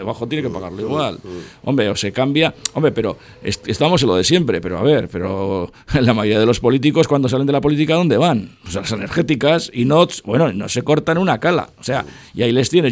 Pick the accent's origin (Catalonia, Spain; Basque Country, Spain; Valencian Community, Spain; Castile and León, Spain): Basque Country, Spain; Buenavista; also born or lived in Muelle Viejo; Joseba y yo nos hemos creado en Buenavista. O sea, yo nací en el Muelle Viejo